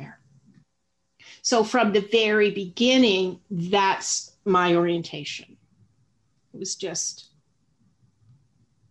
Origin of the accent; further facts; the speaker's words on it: the South, United States; I grew up in the South